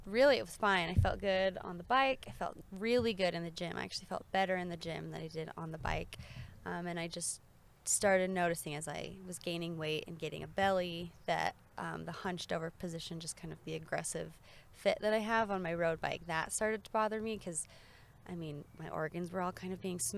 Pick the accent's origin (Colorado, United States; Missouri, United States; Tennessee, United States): Colorado, United States; I grew up in Colorado riding a little bit